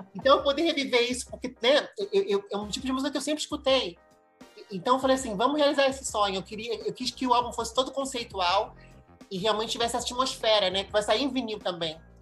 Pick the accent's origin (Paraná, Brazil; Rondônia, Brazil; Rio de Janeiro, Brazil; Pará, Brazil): Rio de Janeiro, Brazil; accent: Brazilian; moved away as an adult; also born or lived in Mexico / Madrid, Spain; now in United States; eu nasci no Brasil e olha, mesmo, mesmo saindo do Brasil com 18 anos